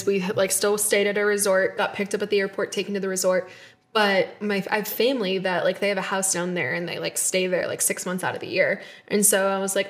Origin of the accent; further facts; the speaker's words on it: United States; being American